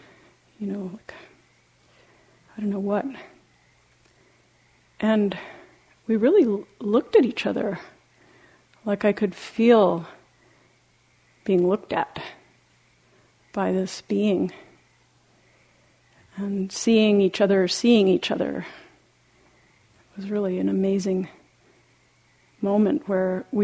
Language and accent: English; Argentina; moved away; When I was in some time in high school, growing up in Latin America, in Argentina